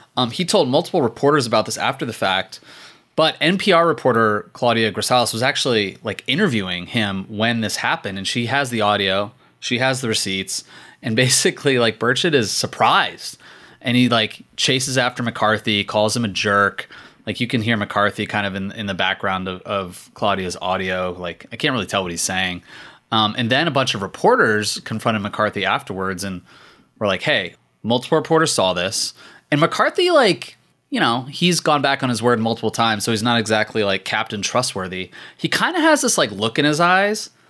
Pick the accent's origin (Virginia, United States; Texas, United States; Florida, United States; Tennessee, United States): Virginia, United States; Richmond; the mayor of Richmond, my hometown